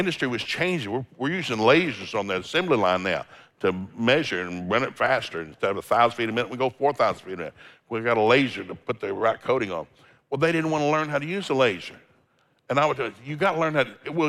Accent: Tennessee, United States; I grew up in Tennessee, there's no seafood in Tennessee

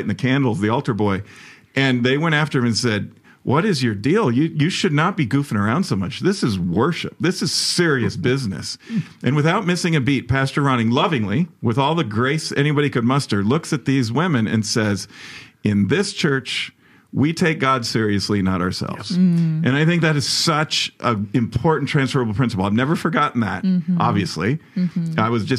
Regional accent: Chicago, Illinois, United States; the church I grew up in Chicago

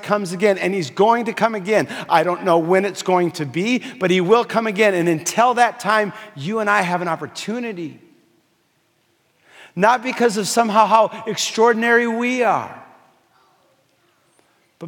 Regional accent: Fargo, North Dakota, United States; moved away; I was growing up in Fargo, North Dakota.

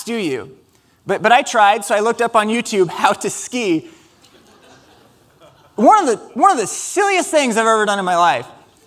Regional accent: Ames, Iowa, United States; we're from Ames, Iowa

